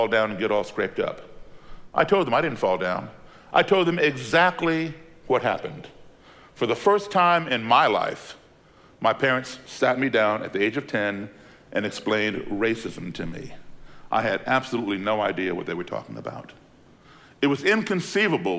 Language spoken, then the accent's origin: English; Belmont, Massachusetts, United States; also born or lived in Chicago, Illinois; At the age of 10 in 1968, my parents had moved to Belmont, Massachusetts, a suburb of Boston